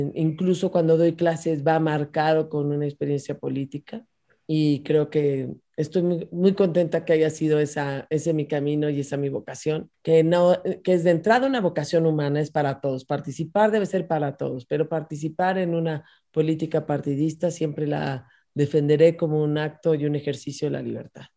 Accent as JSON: {"language": "Spanish", "country": "Mexico", "said": "Yo soy una mexicana demócrata defensora del Estado de Derecho"}